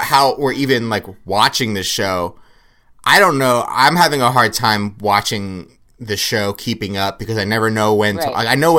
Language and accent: English; Kentucky, United States; I'm from Kentucky.